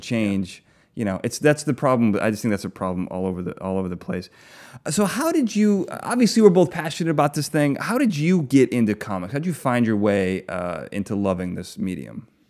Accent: Chicago, Illinois, United States; I grew up with them. I grew up in Chicago

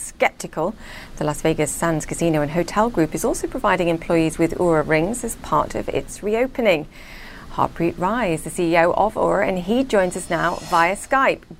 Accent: United Kingdom; now in New York, United States; I'm asking as a Brit

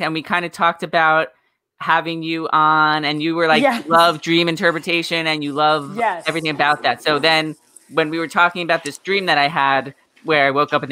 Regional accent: Long Island, New York, United States; also born or lived in Boston; I grew up on Long Island

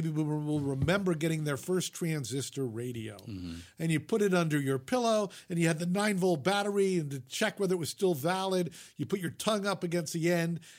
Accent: New York, United States; I grew up in the New York media market, so we had three network television stations and three independents.

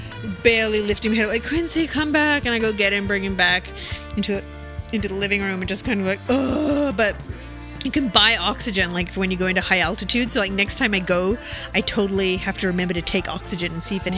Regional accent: Melbourne, Victoria, Australia; moved away; my hometown

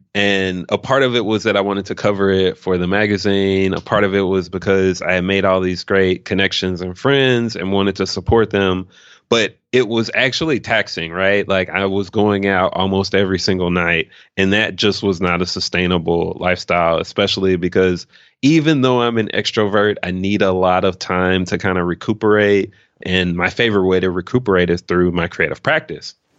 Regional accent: Memphis, Tennessee, United States; moved away as an adult; also born or lived in New Orleans, Louisiana; now in Austin, United States; I'm actually from Memphis, Tennessee originally. Grew up nine oh one proud, but I left, uh, when I turned eighteen

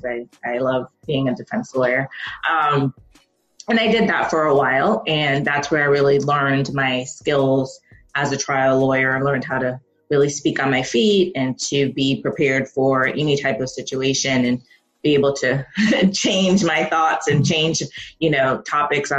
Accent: Jamaica; I'm Jamaican and I come from a family of very educated people

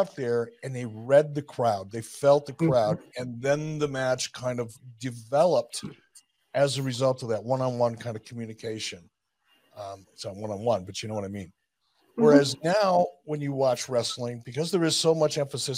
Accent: Detroit, Michigan, United States; I grew up in Detroit

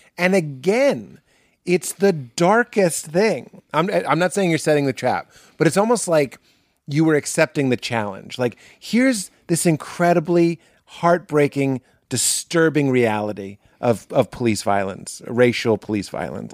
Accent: Boston, Massachusetts, United States; I'm from Boston.

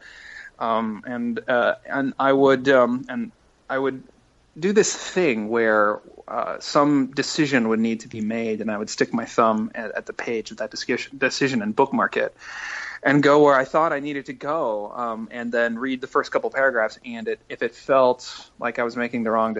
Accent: Iowa City, Iowa, United States; moved away as an adult; also born or lived in Massachusetts; I had just been living in Iowa City for several years, and I was born there, so I could finally really claim Iowa as home

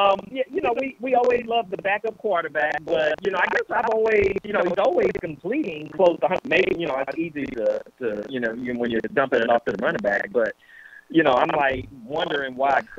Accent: Georgia, United States; also born or lived in Albany, Georgia; I'm from Georgia

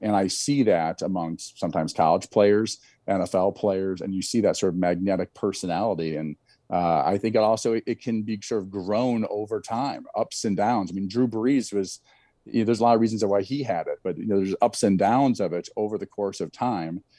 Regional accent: Eastern Iowa, United States; there was a tournament every, in my hometown every summer, won a lot of medals there

